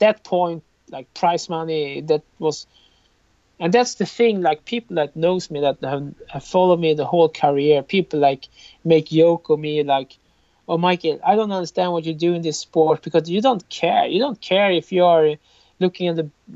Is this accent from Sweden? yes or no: yes; Sweden; I'm from Sweden